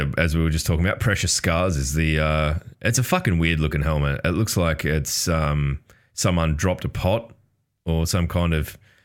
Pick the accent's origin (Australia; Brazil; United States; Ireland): Australia; I'm Australian